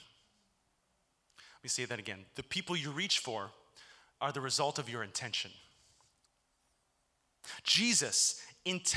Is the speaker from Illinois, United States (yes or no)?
yes; Chicago, Illinois, United States; moved away as an adult; also born or lived in Hartville, Ohio; now in Cincinnati, United States; my hometown of Chicago